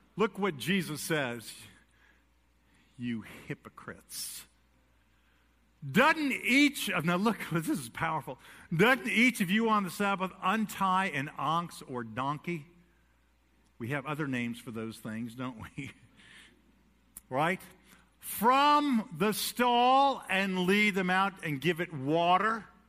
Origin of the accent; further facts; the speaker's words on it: New York City, New York, United States; I was born in New York City